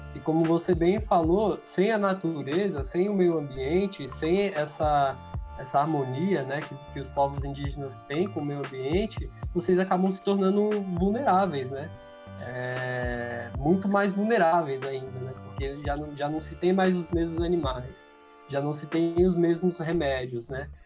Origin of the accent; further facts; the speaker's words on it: São Paulo, Brazil; sou aqui do Grajaú, zona sul de São Paulo